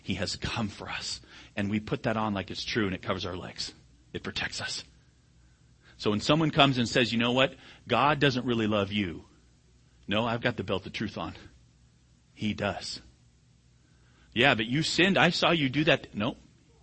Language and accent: English; United States; I'm an American